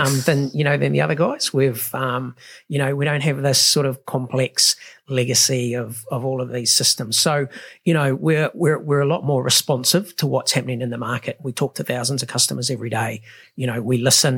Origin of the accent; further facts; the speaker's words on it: New Zealand; the other side of being a Kiwi is, you know, we're not very good at celebrating success.